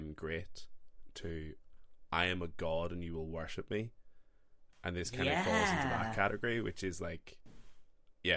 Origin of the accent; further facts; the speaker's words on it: Ireland; as an Irishman